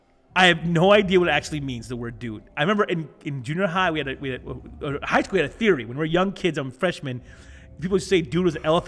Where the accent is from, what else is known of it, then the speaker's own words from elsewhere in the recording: Flint, Michigan, United States; we're not from California. We're not California surfers. We're Flint.